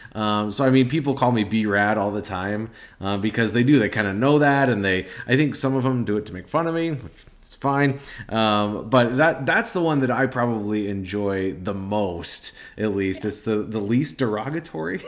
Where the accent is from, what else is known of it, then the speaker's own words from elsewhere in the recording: Nebraska, United States; I'm from Nebraska. Um, we're Nebraska people